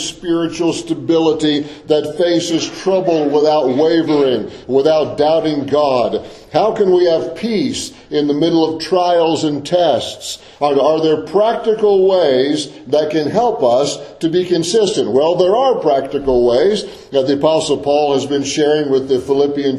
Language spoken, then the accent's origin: English; Deep South, Florida, United States; I grew up in the Deep South, in a rural agricultural area of the Deep South. My parents had migrated to the Deep South when I was a little kid